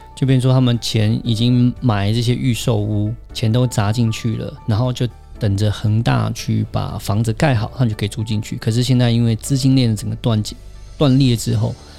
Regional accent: Taiwan; 我们台湾这边

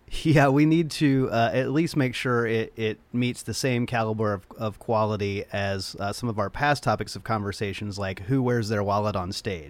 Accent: Nashville, Tennessee, United States; Paul and I were both born and raised in Nashville

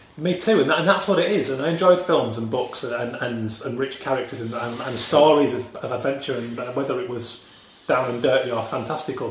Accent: Yorkshire and the Humber, United Kingdom; now in London, United Kingdom; from West Yorkshire, so a very small working class mill town.

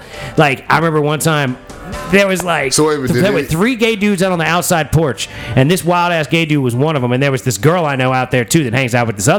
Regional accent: Virginia, United States; Well, I'm from Virginia.

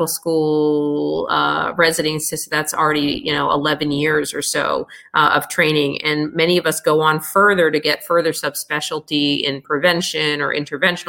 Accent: United States; being American born

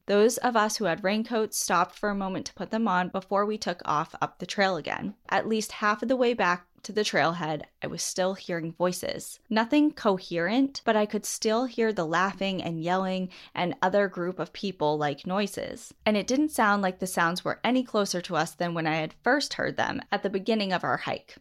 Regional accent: Southern New Hampshire, United States; growing up in New, Southern New Hampshire

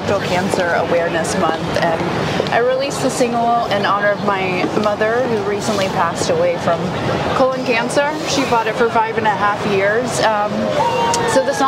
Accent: Knoxville, Tennessee, United States; moved away as an adult; now in Nashville, United States; growing up in Knoxville

